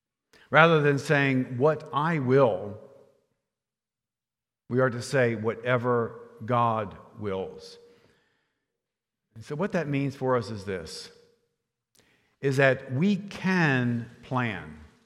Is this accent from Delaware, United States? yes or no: yes; Rehoboth Beach, Delaware, United States; I'm from Rehoboth Beach, a town in Lower Delaware, and I worked as a busboy in a restaurant there